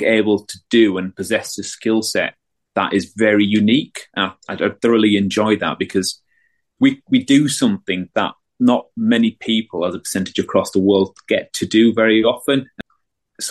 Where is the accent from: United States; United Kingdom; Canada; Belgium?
United Kingdom; Bradford, Yorkshire and the Humber; now in Merseyside, United Kingdom; I'm from Bradford